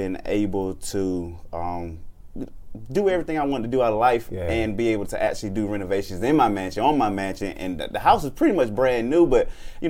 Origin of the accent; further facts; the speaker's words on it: Atlanta, Georgia, United States; I grew up in Atlanta. College Park